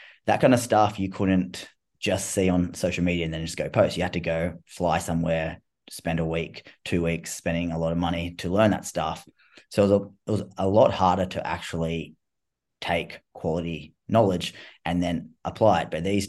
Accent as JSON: {"language": "English", "country": "Australia", "said": "I'm Australian. I talk in slang and stuff like that."}